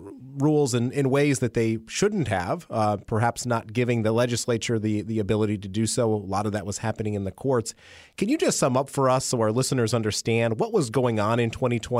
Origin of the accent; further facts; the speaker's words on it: Utica, New York, United States; the area where I grew up in Utica, New York